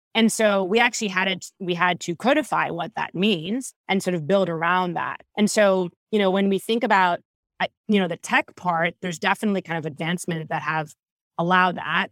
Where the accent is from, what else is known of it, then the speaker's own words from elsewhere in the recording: Israel; moved away as an adult; now in California, United States; I was born and raised in Israel, moved to California about twelve years ago